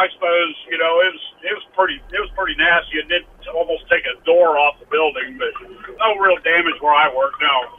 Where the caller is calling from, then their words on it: West Des Moines, Iowa, United States; I'm in West Des Moines right now, but I live down by Pella.